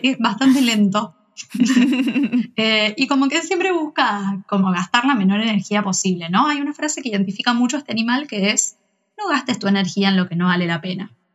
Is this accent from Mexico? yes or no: no; Cañada de Gómez, Santa Fe, Argentina; soy de Cañada de Gómez, al igual que Eli. y nos conocemos de compañeras del secundario